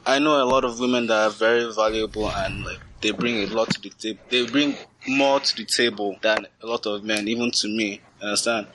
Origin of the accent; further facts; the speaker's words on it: Nigeria; now in Canada; growing up in Nigeria